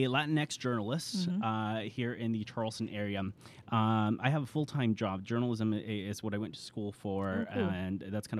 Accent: Mexico; moved away; I'm originally from Mexico.

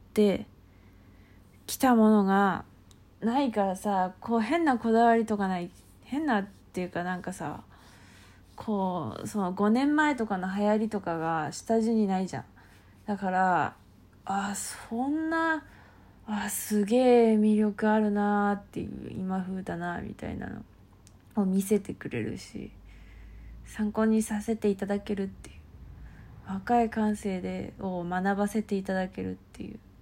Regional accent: Kansai, Japan; accent: Kansai dialect; 関西弁めっちゃ使うから

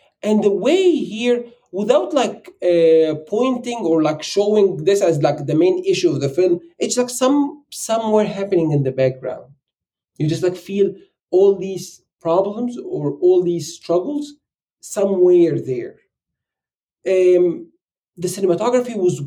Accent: Egypt; moved away as an adult; now in United States; I'm an immigrant. And I live in the US and I'm from Egypt.

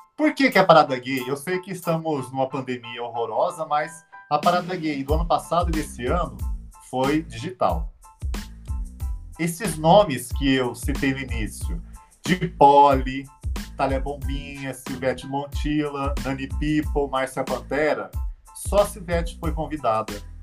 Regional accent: Orlândia, São Paulo, Brazil; estava numa escola em Orlândia, onde eu nasci, no interior de São Paulo

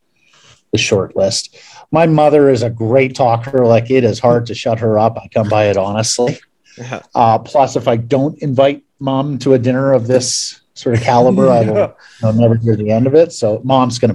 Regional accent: Eastern Ontario, Canada; moved away as an adult; now in Vancouver, Canada; Growing up in Eastern Ontario

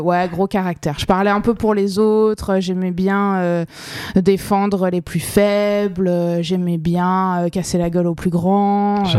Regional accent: Colmar, Grand Est, France; also born or lived in Toulouse / Les Pins, near Nice / New York; now in Miami, United States; j'ai grandi en Alsace, euh, c'était différent, c'était c'était froid. Ouais, dans une petite ville qui s'appelle Colmar

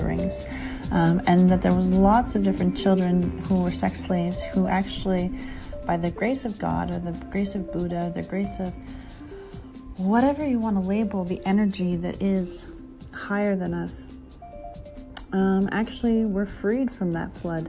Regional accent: Canada; As a Canadian who is currently in a below weather snowstorm

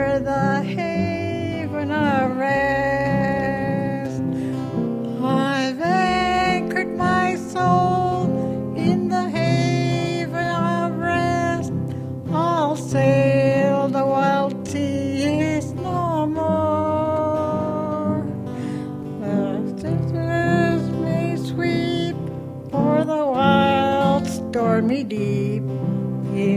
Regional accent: Mekoryuk, Alaska, United States; I'm from Nunavak Island, Macquarie

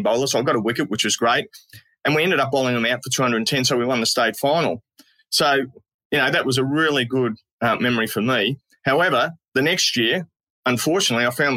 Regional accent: Tasmania, Australia; moved away; it all started back in Tassie, really, growing up in Tassie.

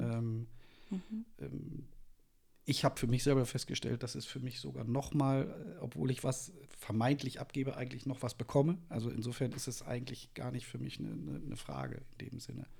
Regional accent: Münster, North Rhine-Westphalia, Germany; moved away as an adult; also born or lived in Nuremberg; now in Wolfsburg, Germany; bin äh, geboren in Münster in Westfalen

